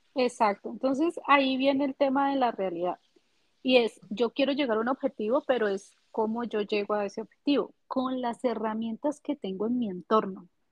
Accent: Pradera, Valle del Cauca, Colombia; now in Cali, Colombia; soy colombiana. Actualmente estoy radicada en la ciudad de Cali, que es la tercera ciudad más importante de Colombia. Eh, nací en Pradera Valle

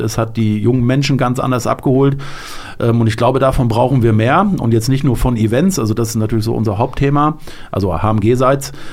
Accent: Delmhorst, Lower Saxony, Germany; moved away as an adult; now in Hanau, Germany; meine Heimatstadt, da wo ich gewohnt habe, Delmhorst

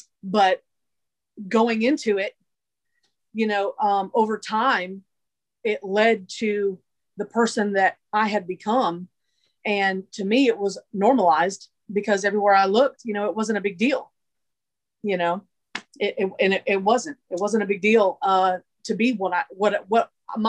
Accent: Massachusetts, United States; born there; Originally, I was born in Massachusetts. But my family, through different times of brokenness, we moved a lot.

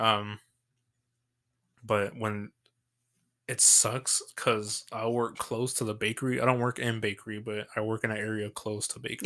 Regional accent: San Angelo, Texas, United States; accent: Southern; I'm from Texas, from San Angelo

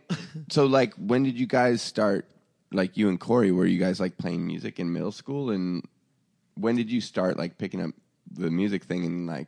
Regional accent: Tri-Cities, Washington, United States; moved away; also born or lived in Portland, Oregon / Seattle; I grew up in Eastern Washington, and it kind of reminds me of like the desert. It's a desert kind of part of Washington State, and it's just all strip malls

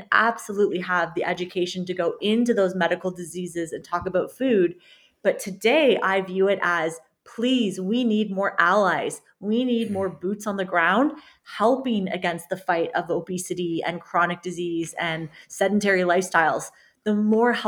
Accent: Canada; I'm a Canadian registered dietitian and sports nutritionist

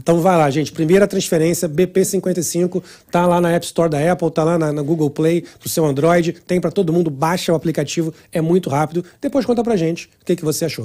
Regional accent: Rio de Janeiro, Brazil; Eu sou do Rio

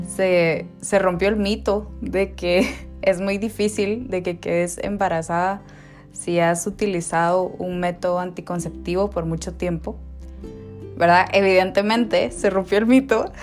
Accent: Guatemala City, Guatemala Department, Guatemala; vivíamos muy cerca, eh, en la misma colonia, en zona 2, en Ciudad de Guatemala

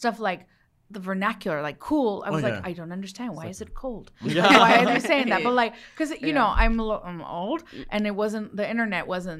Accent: Los Mochis, Sinaloa, Mexico; born there; I was born in Los Mochis, Sinaloa, land of the sea turtles. Where they caught El Chapo.

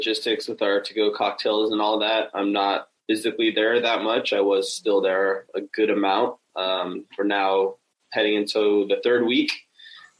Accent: San Francisco, California, United States; San Francisco, which is where my hometown, where I'm from

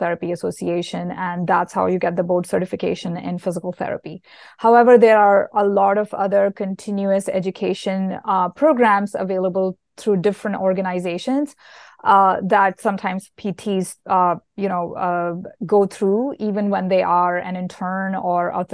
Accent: India; moved away; I grew up in India and I went to school there

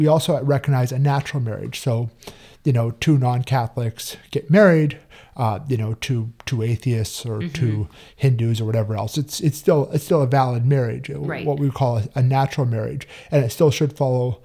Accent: Calgary, Alberta, Canada; moved away as an adult; I'm originally from Calgary, Canada. My whole family still lives up there

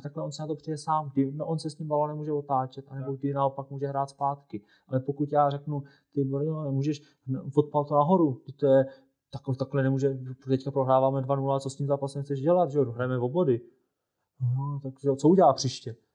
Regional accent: Czechia

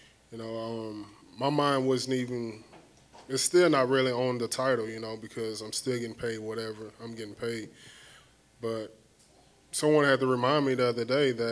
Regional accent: Houston, Texas, United States; my hometown

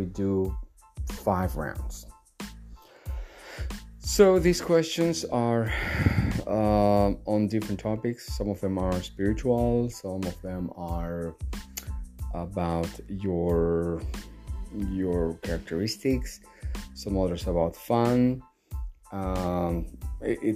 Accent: Bolivia; I'm from Bolivia

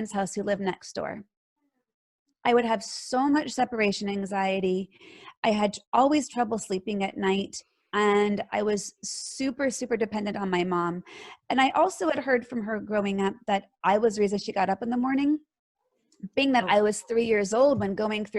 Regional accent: Bay Area, California, United States; Born and raised in California. Born in Southern California and moved up to the Bay Area going into third grade

